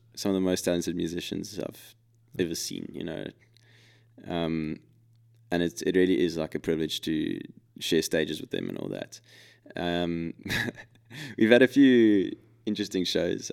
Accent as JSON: {"language": "English", "town": "Cape Town", "region": "Western Cape", "country": "South Africa", "said": "we're from Cape Town"}